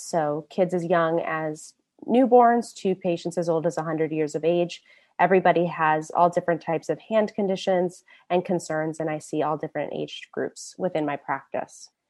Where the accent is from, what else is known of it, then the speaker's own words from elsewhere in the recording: Indianapolis, Indiana, United States; moved away as an adult; also born or lived in New York / San Francisco Bay Area; now in San Francisco, United States; I'm originally from Indianapolis, Born and raised a Midwest girl